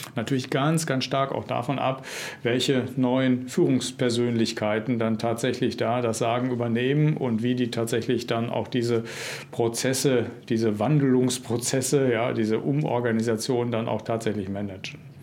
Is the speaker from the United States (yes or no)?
no; North Rhine-Westphalia, Germany; in meinem Heimatland Nordrhein-Westfalen